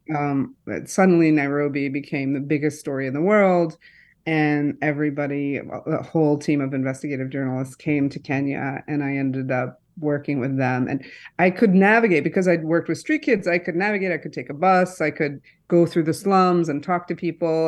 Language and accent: English; East Lansing, Michigan, United States; I grew up in Michigan, East Lansing, Michigan, a college town